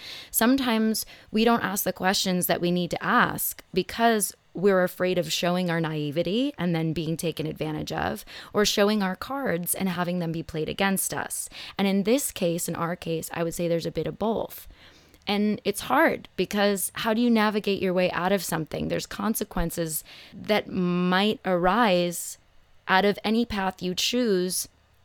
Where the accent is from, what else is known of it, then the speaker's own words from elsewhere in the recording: Phoenix, Arizona, United States; It's a good thing I grew up in Phoenix. This actually isn't as terrible as it sounds, at least for me.